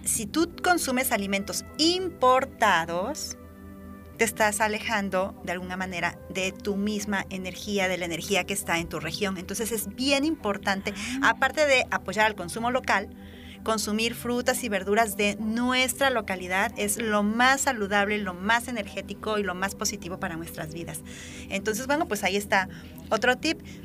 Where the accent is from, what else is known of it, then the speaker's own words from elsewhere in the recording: Veracruz, Mexico; en nuestro estado que somos tan ricos en naturaleza, en diversidad